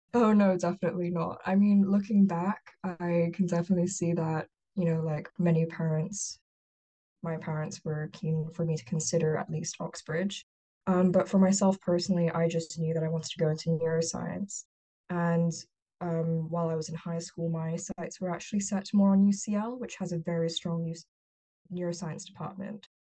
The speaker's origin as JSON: {"language": "English", "country": "Hong Kong", "tie": "born or raised there", "also_born_or_lived": "United Kingdom", "moved": "as an adult", "lives_now": "Boston, United States", "said": "I was born and raised in Hong Kong"}